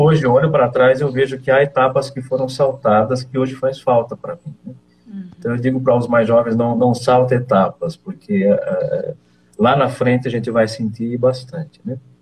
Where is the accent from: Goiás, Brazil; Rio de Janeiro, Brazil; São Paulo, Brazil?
São Paulo, Brazil; Leme; eu sou natural eh, de uma cidade pequena no interior de São Paulo, chamada Leme, e então eu sempre vivi em Leme